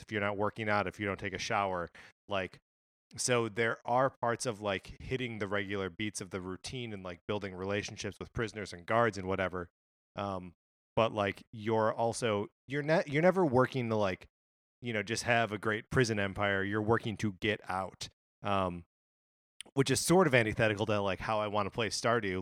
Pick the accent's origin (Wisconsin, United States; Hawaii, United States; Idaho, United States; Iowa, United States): Wisconsin, United States; moved away; I grew up in Wisconsin